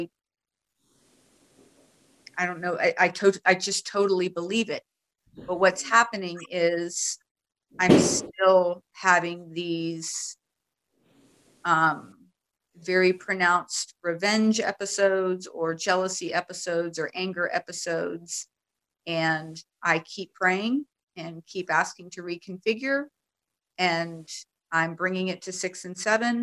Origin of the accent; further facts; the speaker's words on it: United States; now in Netherlands; I'm actually in the Netherlands, so we don't celebrate Thanksgiving here. So but I'm American